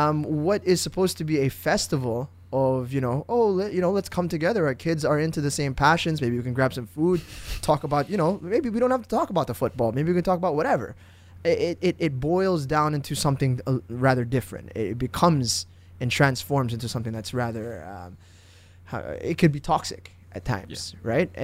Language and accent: English; Indonesia; I grew up in Indonesia. {S1} Yeah. {S0} 8 years of my life I spent over there.